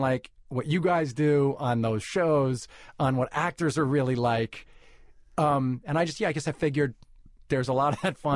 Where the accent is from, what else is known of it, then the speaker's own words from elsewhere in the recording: New York City, New York, United States; I was born in New York City to a cigar-smoking Jewish music publisher father